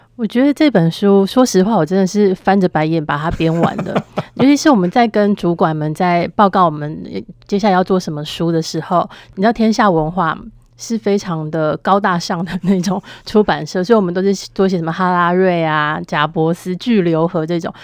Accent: Taiwan; 我们台湾人

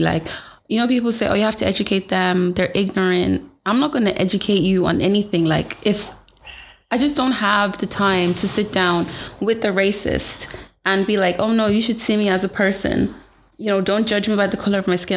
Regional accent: Ireland; I would just say Ireland.

